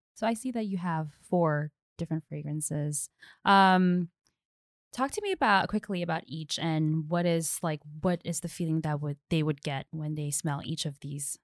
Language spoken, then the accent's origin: English; Philippines; I'm from the Philippines